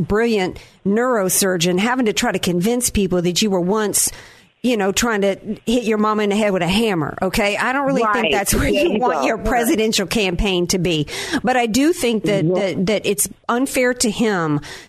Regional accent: Louisiana, United States; also born or lived in North Carolina; I'm from Louisiana, I was born in North Carolina

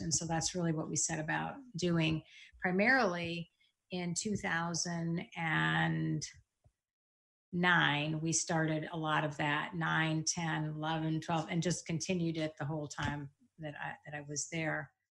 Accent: East Lansing, Michigan, United States; I grew up in Lansing, East Lansing, Michigan, so right outside Michigan State.

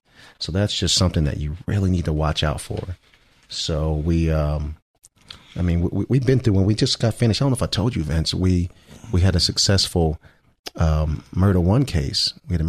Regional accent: New Jersey, United States; also born or lived in Oklahoma City, United States; now in California, United States; I spent 20 years in Oklahoma. I actually born and raised in New Jersey, the armpit of America, but I was a policeman in Oklahoma City

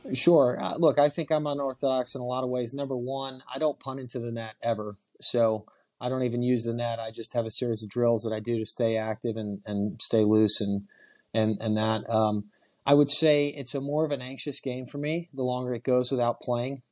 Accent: Houston, Texas, United States; also born or lived in Dallas; we're from Houston

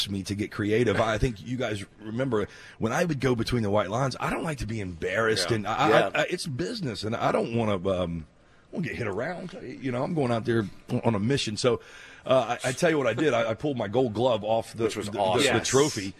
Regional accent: Mobile, Alabama, United States; Mobile, Alabama, my hometown

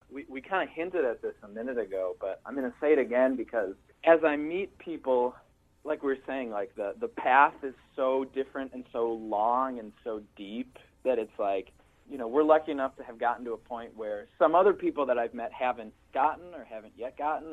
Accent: Milwaukee, Wisconsin, United States; this white kid speaking Spanish to his parents, Jewish, growing up in Milwaukee, Wisconsin

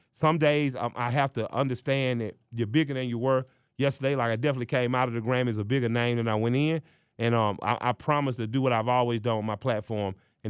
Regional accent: Atlanta, Georgia, United States; I'm from Atlanta.

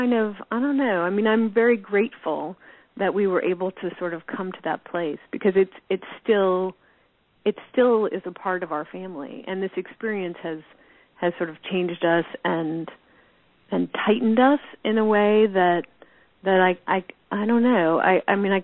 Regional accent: Tinkertown, New Mexico, United States; moved away as an adult; also born or lived in Los Angeles; growing up in Tinkertown

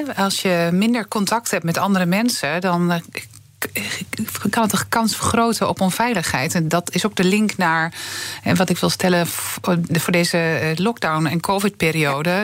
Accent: Twente, Overijssel, Netherlands; ik kom uit Twente

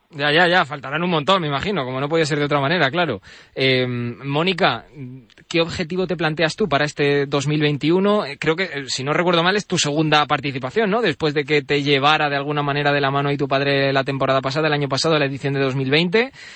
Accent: Alcázar de San Juan, Castilla-La Mancha, Spain; Yo es que soy de allí, de Ciudad Real, de, Alcázar de San Juan

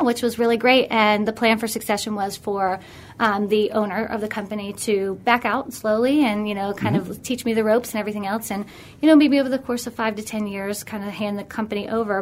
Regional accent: Pittsburgh, Pennsylvania, United States; also born or lived in New York City; born and raised in Pittsburgh.

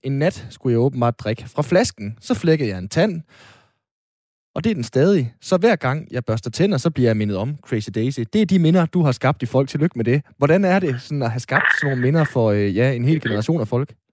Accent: Aalborg, North Denmark Region, Denmark; jeg er jo fra Aalborg

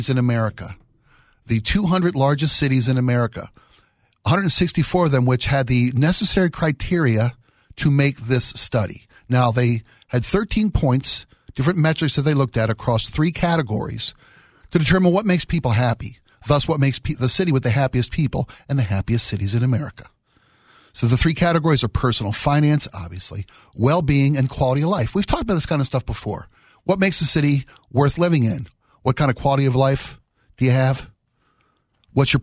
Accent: Baltimore, Maryland, United States; born or raised there; now in Seattle, United States

